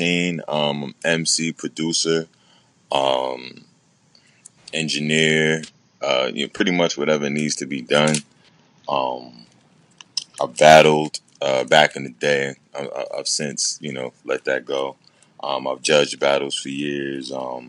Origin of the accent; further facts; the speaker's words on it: Rahway, New Jersey, United States; I'm from Rahway, New Jersey. You know what I mean? 732-07065. Also rapping Newark 973. But yeah, I'm, you know, dirty Jersey all day.